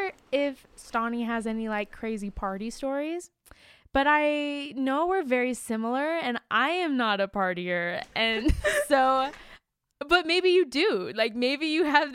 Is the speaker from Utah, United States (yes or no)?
yes; Syracuse, Utah, United States; also born or lived in Provo, Utah; We are from Syracuse/Clearfield, Utah